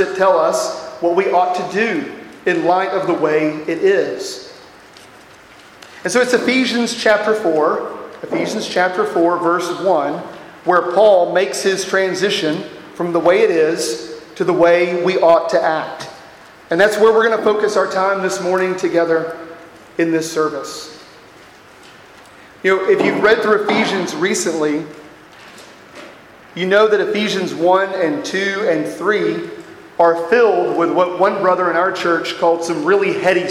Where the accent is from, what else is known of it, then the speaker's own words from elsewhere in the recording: Texas, United States; I am from Texas